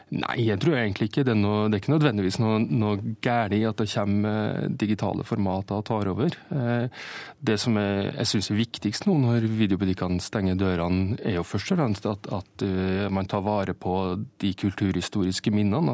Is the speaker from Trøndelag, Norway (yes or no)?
yes; Steinkjer, Trøndelag, Norway; Steinkjer, der jeg er fra